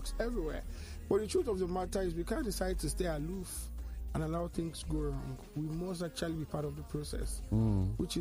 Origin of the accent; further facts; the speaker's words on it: Nigeria; being a Nigerian